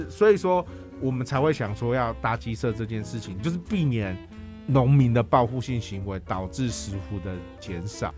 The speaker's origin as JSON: {"language": "Chinese", "region": "Miaoli County", "country": "Taiwan", "said": "我们苗栗近年来当然是比较少所谓的大型开发"}